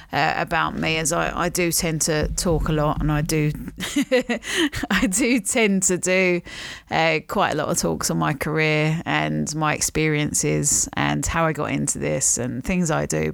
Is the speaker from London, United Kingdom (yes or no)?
yes; London, United Kingdom; also born or lived in Stockton-on-Tees, England; So at the time, we lived in a flat in Charlton. Um, we then moved to another flat in Blackheath.